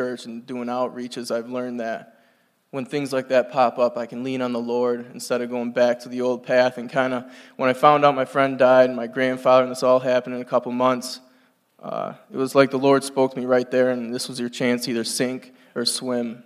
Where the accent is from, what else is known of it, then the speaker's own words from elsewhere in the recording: North Adams, Massachusetts, United States; I'm from North Adams, Massachusetts